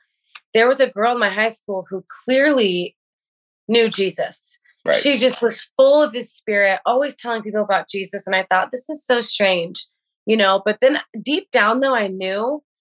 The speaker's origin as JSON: {"language": "English", "town": "Edmond", "region": "Oklahoma", "country": "United States", "tie": "born or raised there", "also_born_or_lived": "Kona, Hawaii", "moved": "yes", "lives_now": "Huntington Beach, United States", "said": "born and raised in Oklahoma, Bible Belt, Edmond, Oklahoma."}